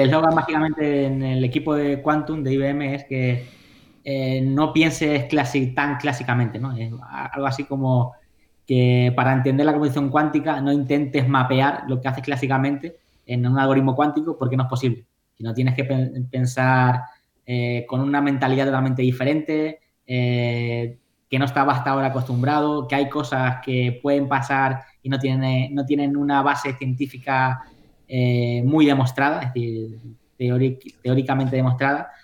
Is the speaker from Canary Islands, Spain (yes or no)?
yes; Tenerife, Canary Islands, Spain; moved away as an adult; now in New York, United States; yo soy de Tenerife